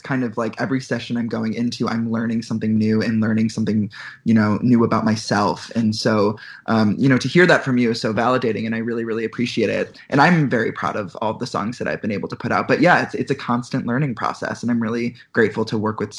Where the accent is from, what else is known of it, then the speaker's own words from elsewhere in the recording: Chicago, Illinois, United States; moved away as an adult; also born or lived in Boston; So I grew up in Chicago and I went to school in Boston.